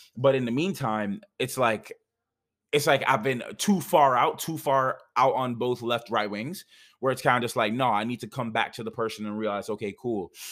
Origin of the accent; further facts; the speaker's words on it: Jamaica; also born or lived in Canada; now in United States; I'm Jamaican.